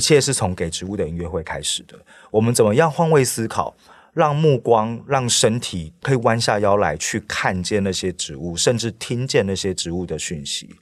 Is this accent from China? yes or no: no; Taiwan; moved away as an adult; now in Paris, France; 我其实一开始也是土生土长在台湾的